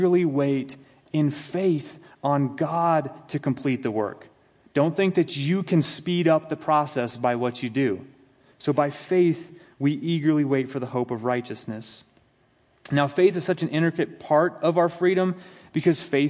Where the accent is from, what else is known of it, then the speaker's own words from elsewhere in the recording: United States; as an American